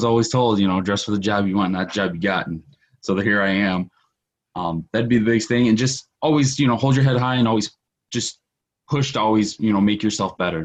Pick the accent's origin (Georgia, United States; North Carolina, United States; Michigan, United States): Michigan, United States; Detroit; I grew up in Detroit